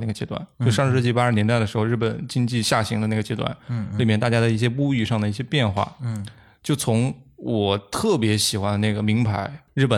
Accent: Liaoning, China; 反而是在可能在我们老家，比如说辽宁，

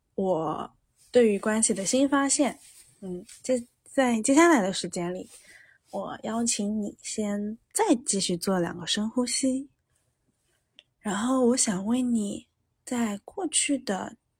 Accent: Jiangsu-Zhejiang area, China; 我出生在江浙地区嘛，然后我们这儿都是商人性格

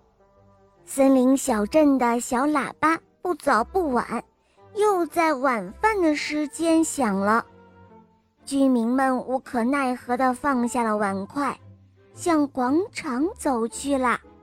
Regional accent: Ningbo, Zhejiang, China; 我今年六岁了。我，我来自尼泊

